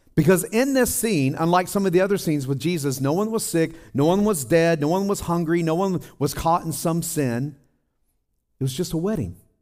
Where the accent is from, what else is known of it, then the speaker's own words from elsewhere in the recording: Tennessee, United States; also born or lived in Colorado / Midwest; now in California, United States; I'm from Tennessee